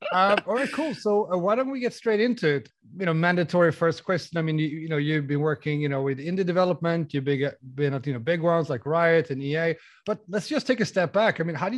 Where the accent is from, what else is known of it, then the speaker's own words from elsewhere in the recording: Sweden; I'm in Vilnius right now, where we are expanding our team quite a bit. So I'm not in my home country, Sweden